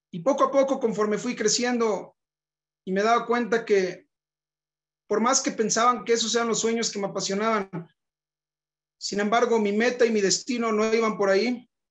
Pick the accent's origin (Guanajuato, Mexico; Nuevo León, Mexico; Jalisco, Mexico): Nuevo León, Mexico; Monterrey; moved away as an adult; also born or lived in Johannesburg, South Africa; Nací en Monterrey, Nuevo León, el norte de México, en 1990